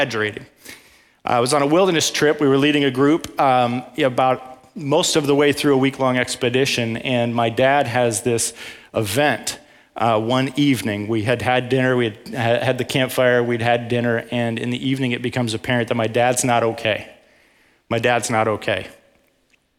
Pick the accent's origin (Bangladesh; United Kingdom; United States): United States; Michigan; moved away as an adult; now in Texas, United States; So I'm from Michigan originally. I moved here about 6 years ago now.